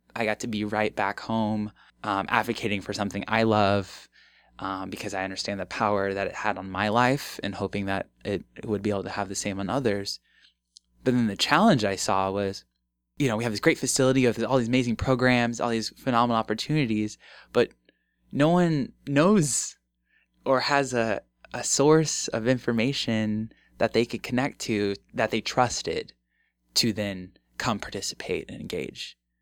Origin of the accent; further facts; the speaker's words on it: Omaha, Nebraska, United States; also born or lived in Bellevue, Nebraska; I come back to my hometown and see that, like, the neighborhood that I grew up in looks exactly the same